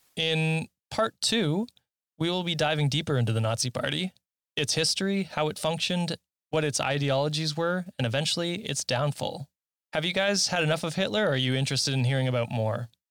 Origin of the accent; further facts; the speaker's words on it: Canada; I'm a Canadian